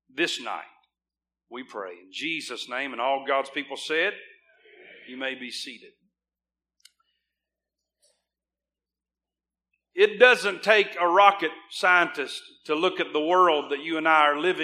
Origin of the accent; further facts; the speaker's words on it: United States; As an American